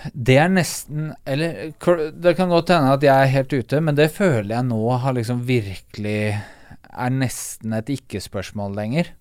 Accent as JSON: {"language": "Norwegian", "region": "Eastern Norway", "country": "Norway", "said": "for meg som østlending"}